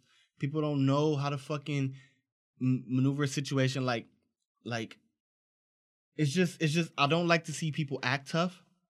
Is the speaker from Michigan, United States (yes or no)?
no; Los Angeles, California, United States; growing up in South Central, it's a lot of cats that I seen make the wrong choice, got caught up in a gang life.